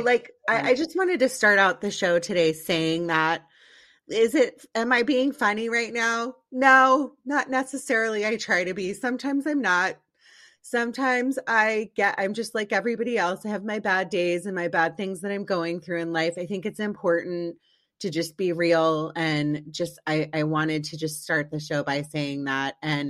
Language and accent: English; East Coast, United States; I grew up on the East Coast too, and now I've lived in sunny Southern California for over 20 years.